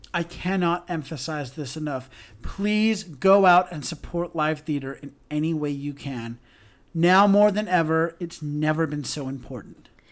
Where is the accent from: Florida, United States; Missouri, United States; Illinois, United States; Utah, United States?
Utah, United States; Salt Lake City; I'm from Salt Lake City